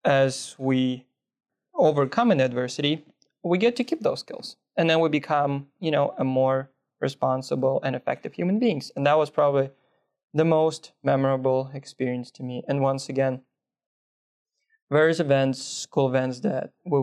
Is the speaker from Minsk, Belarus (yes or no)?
yes; Minsk, Belarus; now in United States; originally, I'm from the capital of a little European country called Belarus. The city I'm from is Minsk.